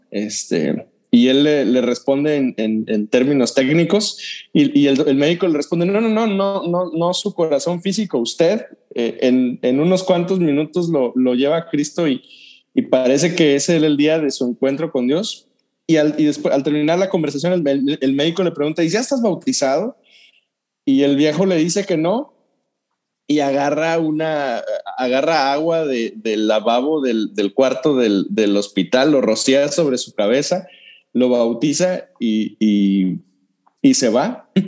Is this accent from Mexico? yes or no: yes; Dolores Hidalgo, Guanajuato, Mexico; Yo soy de, yo crecí en Dolores y algo Guanajuato.